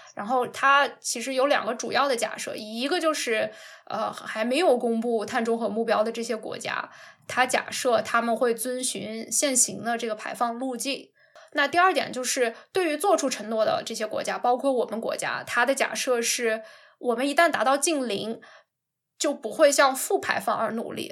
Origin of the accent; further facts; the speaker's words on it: China; 我们中国人